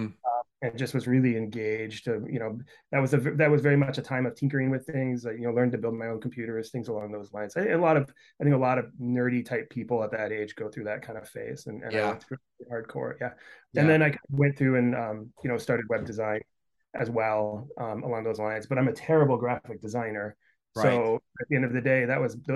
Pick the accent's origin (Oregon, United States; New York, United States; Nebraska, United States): Oregon, United States; about an hour west of Portland, rural; moved away; I grew up in rural Oregon